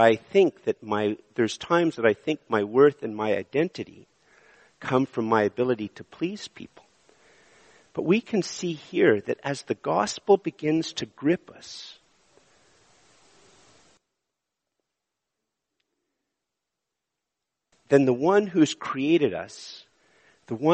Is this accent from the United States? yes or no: no; Montreal, Quebec, Canada; moved away as an adult; also born or lived in Ottawa; I'm from Montreal. When I moved to Ottawa, I thought I was moving to a smaller place